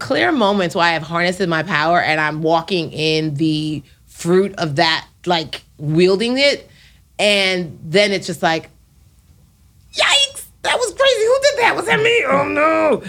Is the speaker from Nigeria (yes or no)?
yes; Nigeria; Being Nigerian got me where I am. Like, having faith and having the green, white, green flag be on my back, like, I made it. Because I literally have a tattoo that says Nigerians don't finish last on my wrist.